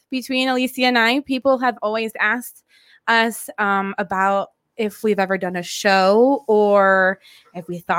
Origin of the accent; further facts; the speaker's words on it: Albuquerque, New Mexico, United States; also born or lived in New Baltimore, Michigan; We moved out here when I was about 9 or 10. And same thing, went to Sandia High School